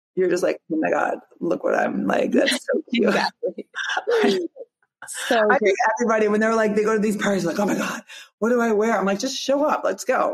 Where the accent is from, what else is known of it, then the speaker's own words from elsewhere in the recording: Rockford, Illinois, United States; I'm from Rockford, Illinois, which is actually 90 miles northwest of Chicago